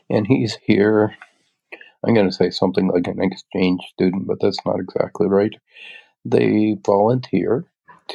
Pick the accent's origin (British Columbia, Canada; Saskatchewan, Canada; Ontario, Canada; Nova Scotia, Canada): Nova Scotia, Canada; Little River; now in Bear River, Canada; my hometown area in Little River, Yarmouth County, Nova Scotia